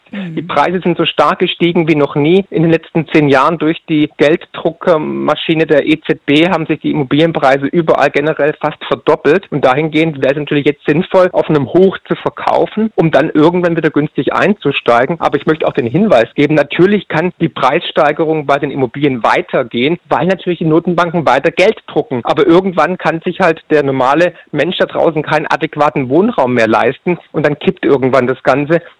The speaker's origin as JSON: {"language": "German", "region": "Baden-Württemberg", "country": "Germany", "accent": "Swabian", "said": "Ich bin Schwabe, wie man ah, wahrscheinlich hört."}